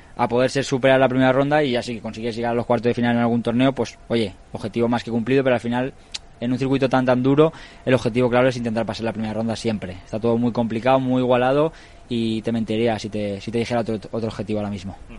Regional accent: Valencia, Valencian Community, Spain; Valencia en casa, eh, donde yo nací, donde yo vivo

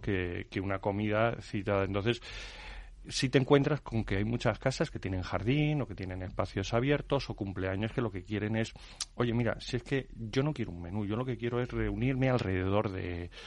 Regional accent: Madrid, Community of Madrid, Spain; Madrid hemos sido muy castizos durante muchos años

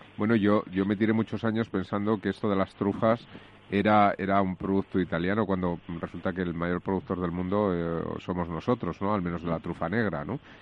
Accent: Spain; soy español

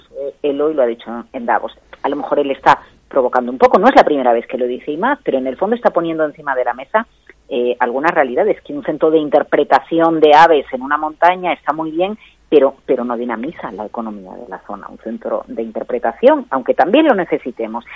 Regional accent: Galicia, Spain; moved away; somos muchos los gallegos que estamos fuera de Galicia

